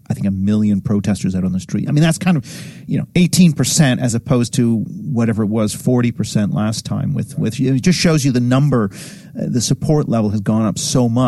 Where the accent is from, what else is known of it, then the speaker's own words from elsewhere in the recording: Tokyo, Japan; You know, I grew up eight years in Tokyo. I mean, from being very young, like, you know, two, three, up until about age seven and then a second time age 10 and 11